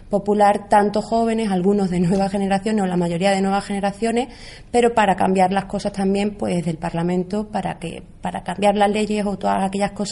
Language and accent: Spanish; Jerez de los Caballeros, Extremadura, Spain; soy de Jerez de los Caballeros y allí lo único que habíamos conocido los jóvenes había sido años de socialismo.